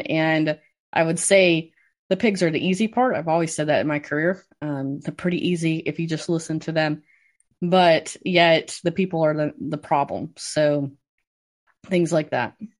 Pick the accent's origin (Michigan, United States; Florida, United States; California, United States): Michigan, United States; Cass County, Southwest; I grew up in Southwest Michigan on a mixed crop and swine operation